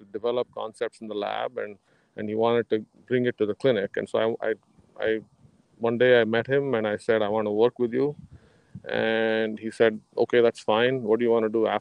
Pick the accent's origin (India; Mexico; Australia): India; moved away; I was actually in growing up in India after high school